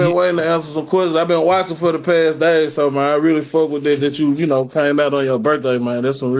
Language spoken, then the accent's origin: English; Memphis, Tennessee, United States; You know I'm from Memphis.